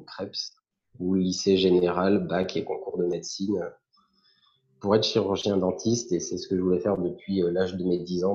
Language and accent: French; Antibes, Provence-Alpes-Côte d'Azur, France; moved away as an adult; now in Var, France; j'habitais à Antibes, puisque je viens des Alpes-Maritimes